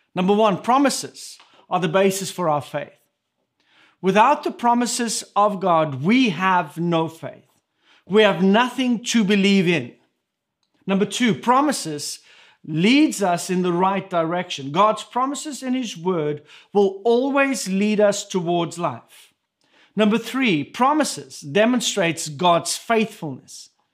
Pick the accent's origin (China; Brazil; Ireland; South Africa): South Africa; first language Afrikaans; English is a second language; moved away; my first language that, that I speak, that we speak in our home between Irma and myself is Afrikaans. But coming from South Africa